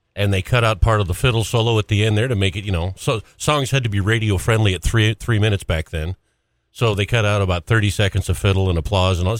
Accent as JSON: {"language": "English", "town": "Great Falls", "region": "Montana", "country": "United States", "tie": "born or raised there", "said": "I grew up in Great Falls, Golden Triangle"}